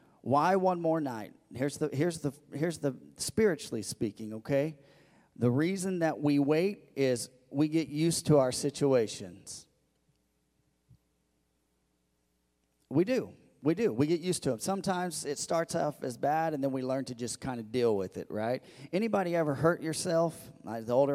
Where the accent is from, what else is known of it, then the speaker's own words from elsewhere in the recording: Missouri, United States; moved away; I grew up in Missouri